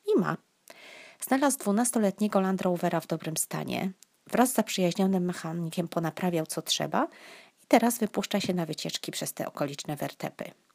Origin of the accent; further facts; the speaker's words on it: southern Poland, Poland; born or raised there